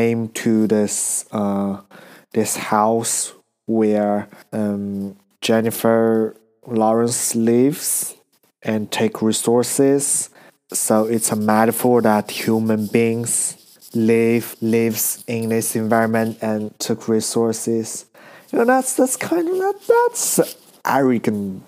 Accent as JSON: {"language": "English", "country": "China", "moved": "as an adult", "lives_now": "Australia", "said": "I'm from China"}